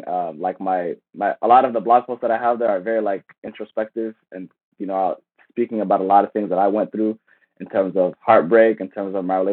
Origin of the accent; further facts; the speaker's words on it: Silver Spring, Maryland, United States; Silver Spring, Maryland, my hometown.